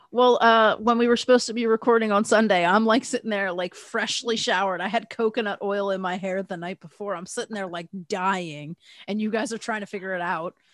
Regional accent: United States; I'm American

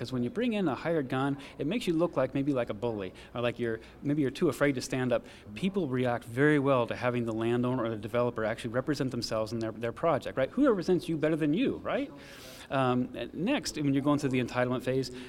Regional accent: Southwest Florida, United States; I'm from Southwest Florida

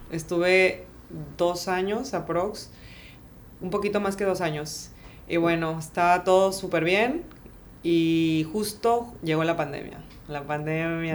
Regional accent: Tabasco, Mexico; moved away as an adult; also born or lived in France / Canada / United States; now in Playa del Carmen, Mexico; soy tabasqueña

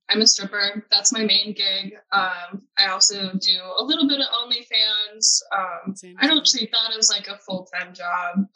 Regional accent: Los Angeles, California, United States; now in Indianapolis, United States; I live in Indianapolis. Indianapolis. {S0} I've been here {S1} for like six years.

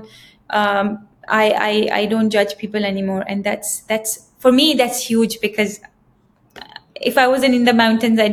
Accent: Pakistan; now in Dubai, United Arab Emirates; I think we are from Pakistan

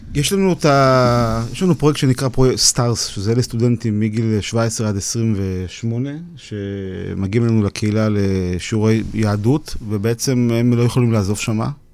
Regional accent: Ukraine; born or raised there

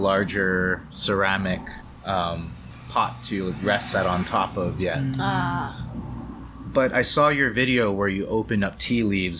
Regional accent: Hawaii, United States; I'm from Hawaii.

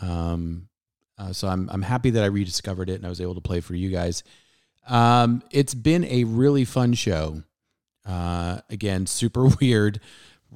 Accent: San Diego, California, United States; They played it a lot on my local radio station, 91X, growing up in San Diego

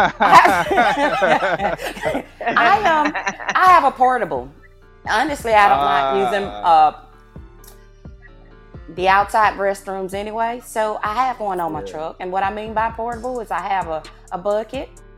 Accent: Newberry, South Carolina, United States; accent: southern; now in Killeen, Texas, United States; I'm from a little place called Newberry, South Carolina.

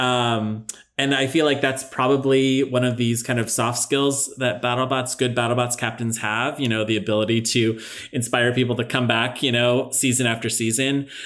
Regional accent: Palo Alto, California, United States; I grew up in Palo Alto

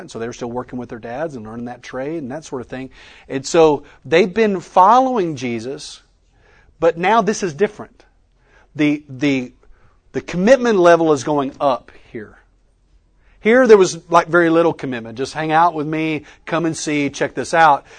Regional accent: West Texas, United States; I grew up in West Texas

